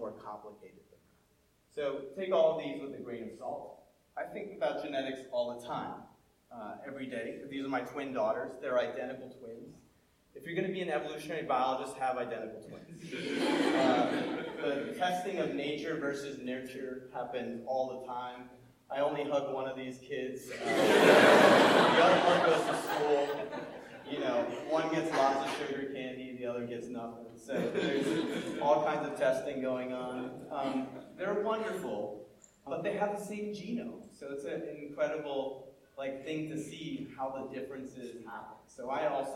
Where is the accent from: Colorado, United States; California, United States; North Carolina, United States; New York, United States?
New York, United States; New York City; also born or lived in Montreal / North India; my family's North Indian, but you wouldn't know that I was born in Montreal or that I grew up in New York City.